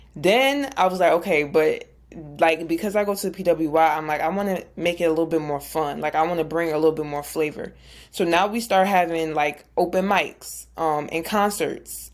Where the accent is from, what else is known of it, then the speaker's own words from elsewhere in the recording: New Jersey, United States; I'm from Jersey, big Jersey.